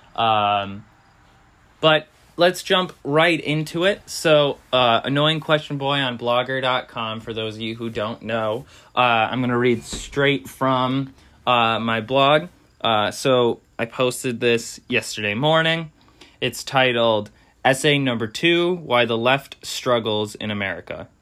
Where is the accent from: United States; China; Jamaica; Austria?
United States; we as American citizens